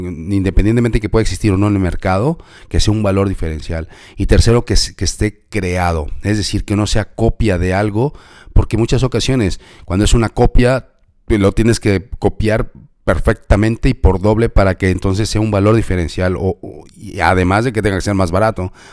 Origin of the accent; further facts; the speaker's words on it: Mexico; yo soy de México y en México decimos como la del payasito